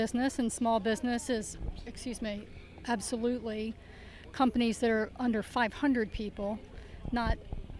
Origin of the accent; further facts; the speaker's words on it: Lancaster, Pennsylvania, United States; Lancaster, Pennsylvania.